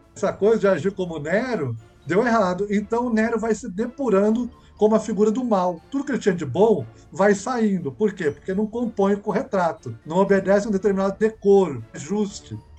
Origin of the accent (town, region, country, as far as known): Brazil